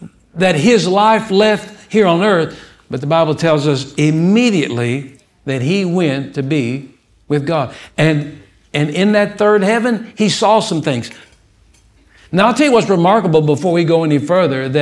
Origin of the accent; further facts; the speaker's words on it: Odessa, Texas, United States; I was born in Odessa, Texas